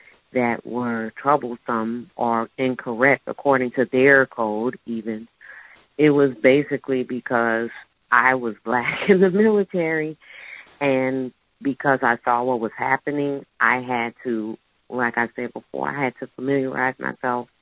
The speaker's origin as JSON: {"language": "English", "town": "New Orleans", "region": "Louisiana", "country": "United States", "tie": "born or raised there", "said": "I'm not just stationed in New Orleans. This is my hometown."}